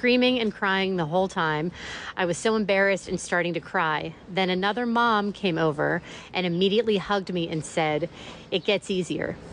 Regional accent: Pittsburgh, Pennsylvania, United States; I'm from Pittsburgh originally

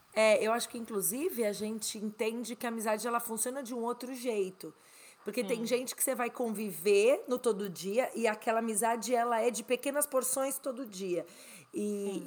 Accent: Brazil; moved away as an adult; also born or lived in Spain; now in United States; eu saí do Brasil em 2007, então eu tô há 14 anos fora do Brasil há nove anos quase nos Estados Unidos, mas eu morei quase seis na Espanha

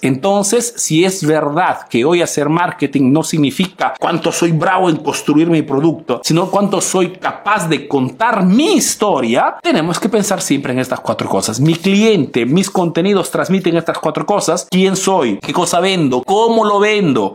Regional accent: Peru; now in Italy

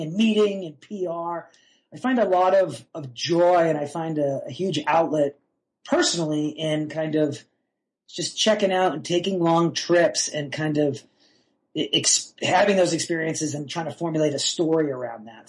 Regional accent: North Shore of Massachusetts, United States; moved away as an adult; also born or lived in Boston, Massachusetts; now in Durango, United States; I was born in Boston in the 70s. I grew up on the North Shore of Massachusetts uh, until I drifted west in the mid 90s um, for college.

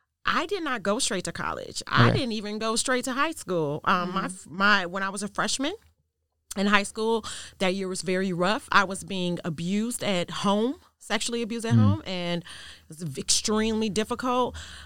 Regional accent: Chicago, Illinois, United States; I grew up in Chicago. Thank you for asking. I actually grew up on the south side of Chicago, 3 blocks west of Inglewood.

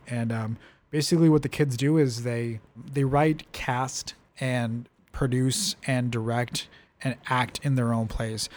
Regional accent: Calexico, California, United States; moved away; I come from Calexico

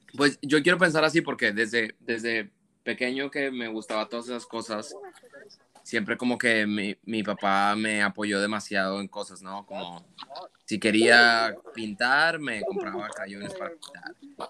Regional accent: Monterrey, Nuevo León, Mexico; first language Spanish; moved away as an adult; yo crecí en Monterrey

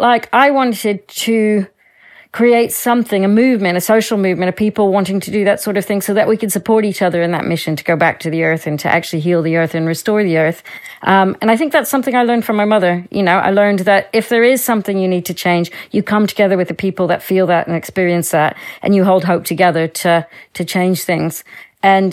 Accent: Louisiana, United States; moved away; I grew up in Louisiana, in the United States, in a little rural town with my family.

